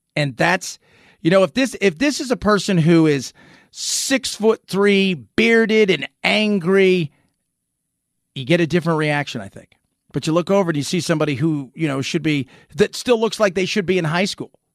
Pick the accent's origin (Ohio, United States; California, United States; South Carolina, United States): California, United States; Los Angeles; I grew up in Hollywood, I grew up in Los Angeles